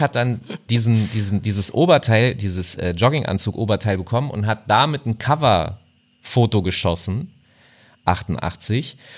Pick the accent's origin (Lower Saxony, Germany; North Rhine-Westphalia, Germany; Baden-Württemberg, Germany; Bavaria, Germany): Lower Saxony, Germany; Hanover; ich komme aus Hannover